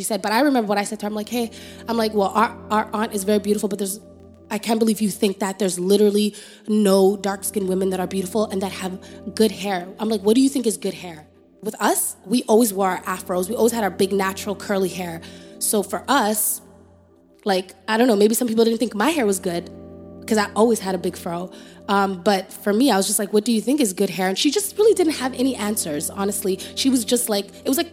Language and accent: English; Canada; accent: Canadian; moved away as an adult; now in Atlanta, United States; And we're coming from Canada with our weird accent.